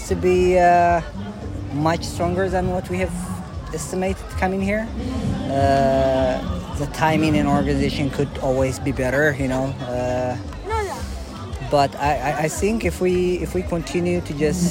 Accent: Eritrea; also born or lived in Switzerland; now in United States; I'm also originally from Africa, born and raised in Eritrea. I spent half of my life, or the majority of my youth life, in Switzerland, moved to the USA

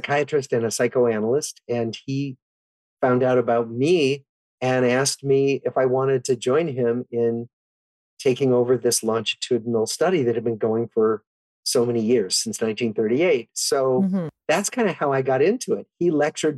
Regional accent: Des Moines, Iowa, United States; my background, I grew up in Des Moines, Iowa

